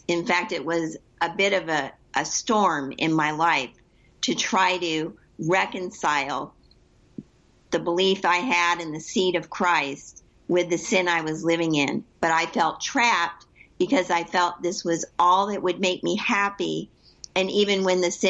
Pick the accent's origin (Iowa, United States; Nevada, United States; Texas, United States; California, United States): California, United States; Southern; moved away as an adult; also born or lived in Northeast Ohio; now in Ohio, United States; I was born and raised in Southern California, and I was transported, which I'm sure we'll get into Northeast Ohio in 2008